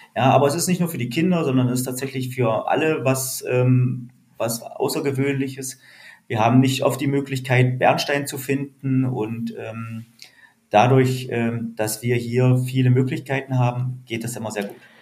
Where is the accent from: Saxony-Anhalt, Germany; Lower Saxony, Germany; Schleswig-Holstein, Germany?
Saxony-Anhalt, Germany; near Lutherstadt Wittenberg; now in Usedom, Germany; ich komme ursprünglich ähm, aus Sachsen-Anhalt, äh, aus der Nähe von Lutherstadt-Wittenberg